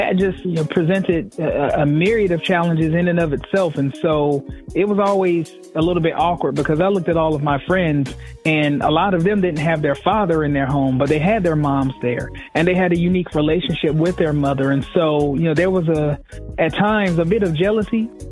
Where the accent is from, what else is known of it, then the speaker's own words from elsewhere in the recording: Fayetteville, North Carolina, United States; I'm just a kid from Fayetteville, North Carolina. I grew up in Fayetteville's poorest community